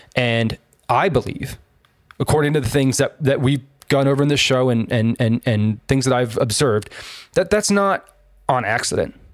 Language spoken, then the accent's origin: English; San Diego, California, United States; I was born and raised in San Diego